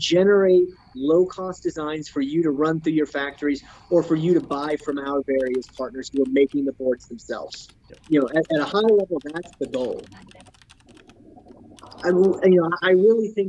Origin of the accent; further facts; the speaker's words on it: United States; I am an American